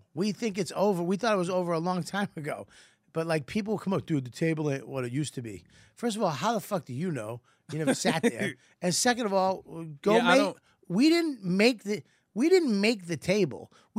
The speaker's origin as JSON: {"language": "English", "town": "Boston", "region": "Massachusetts", "country": "United States", "said": "I'm from Boston."}